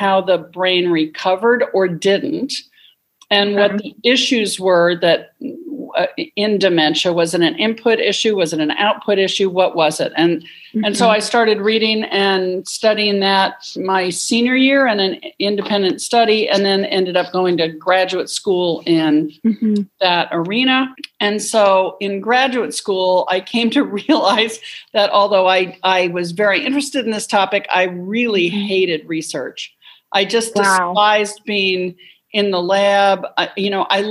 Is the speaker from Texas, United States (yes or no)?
no; New Jersey, United States; moved away; also born or lived in Brooklyn, New York; was born in Brooklyn, New York. I grew up in New Jersey